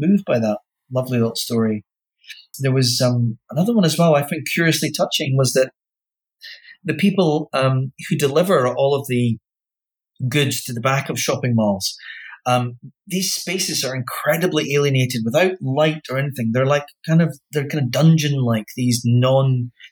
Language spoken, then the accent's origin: English; Wick, Scotland, United Kingdom; I grew up in Wick, yeah, which is about as far north as you can get falling off Britain